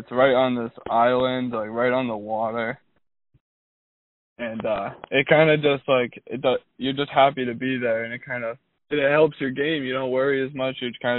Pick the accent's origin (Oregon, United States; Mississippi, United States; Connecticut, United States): Connecticut, United States; It's a course I also have played growing up in Connecticut.